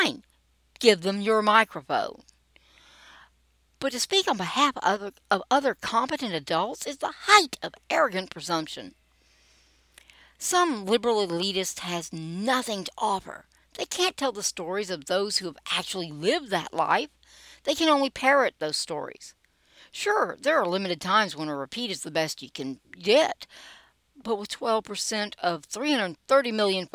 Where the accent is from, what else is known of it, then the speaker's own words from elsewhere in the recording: Montgomery, Alabama, United States; I'm a Southerner, born and bred. Grew up in Montgomery, Alabama, and I've lived in several parts of South and Central Alabama over the years.